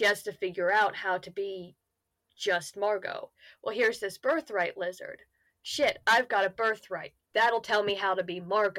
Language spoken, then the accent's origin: English; United States; I'm Zuni. I'm Native American Zuni.